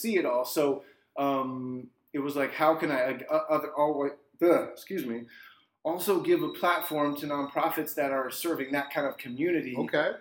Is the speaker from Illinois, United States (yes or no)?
no; Arlington, Virginia, United States; also born or lived in Kansas; now in Washington, D.C., United States; I am inspired by my hometown, DC. I was born and raised here